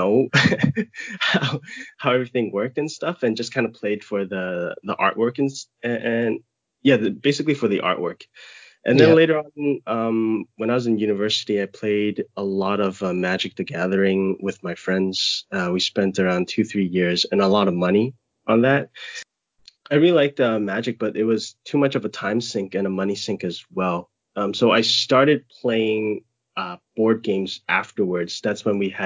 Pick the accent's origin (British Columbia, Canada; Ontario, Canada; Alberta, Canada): British Columbia, Canada; Vancouver; moved away as an adult; now in Hong Kong; I'm located in Hong Kong, but I spent around 25-6 years of my life in Vancouver, so pretty much full Canadian almost.